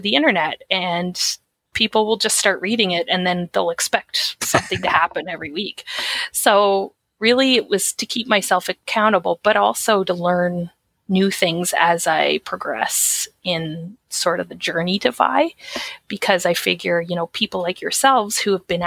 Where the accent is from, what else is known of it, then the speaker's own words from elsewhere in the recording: Atlantic Canada, Canada; I'm from Atlantic Canada.